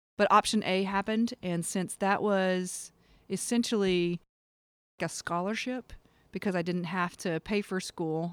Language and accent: English; Kinston, North Carolina, United States; I was born and raised in a place called Kinston, North Carolina